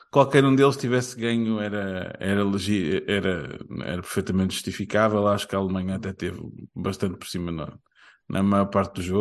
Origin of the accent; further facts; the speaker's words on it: Portugal; ainda sou português